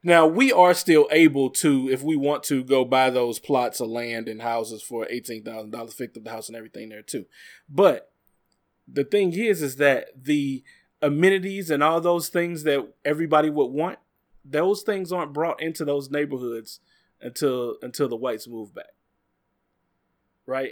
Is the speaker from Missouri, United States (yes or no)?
yes; Bel-Ridge, Missouri, United States; the neighborhood I grew up in over in Bell Ridge in Normandy area